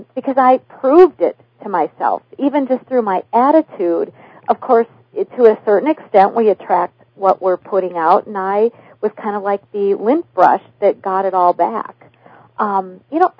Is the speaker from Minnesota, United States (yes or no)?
yes; Minnesota, United States; I was raised in what in Minnesota we call the dysfunctional family system